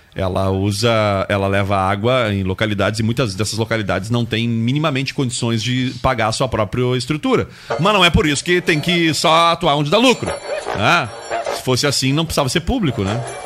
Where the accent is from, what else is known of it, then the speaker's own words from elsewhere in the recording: Rio Grande do Sul, Brazil; ter nascido no Rio Grande do Sul